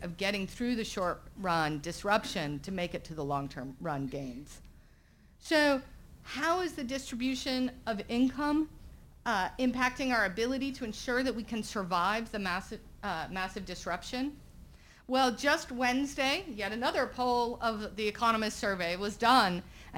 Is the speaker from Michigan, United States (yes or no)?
no; Southern Virginia, United States; moved away as an adult; my hometown in Southern Virginia